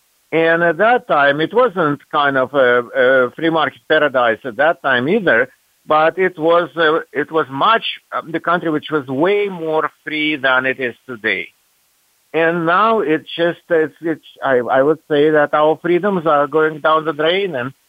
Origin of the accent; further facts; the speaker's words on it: Russia; I have a pretty bizarre background. I was raised in the Soviet Union and royally brainwashed there.